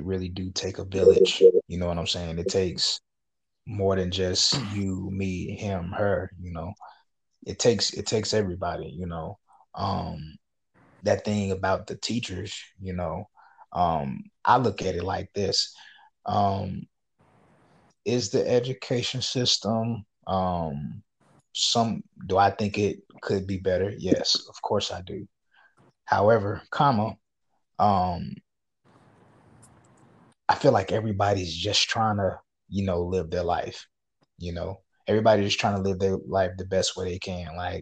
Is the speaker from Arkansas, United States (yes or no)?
yes; Little Rock, Arkansas, United States; I'm from Arkansas, you know, Little Rock.